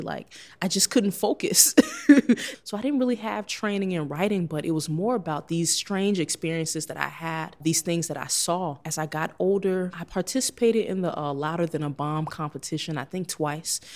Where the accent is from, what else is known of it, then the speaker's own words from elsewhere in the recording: Chicago, Illinois, United States; It's been such a difficult ride transforming in my hometown